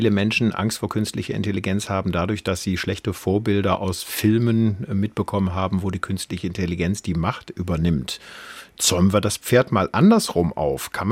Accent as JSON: {"language": "German", "country": "Morocco", "tie": "born or raised there", "said": "Also, wir sind in Marokko aufgewachsen."}